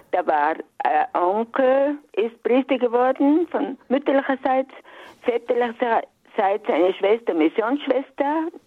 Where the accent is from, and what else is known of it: Alpbach, Tyrol, Austria; born or raised there; moved away as an adult; also born or lived in Saalfelden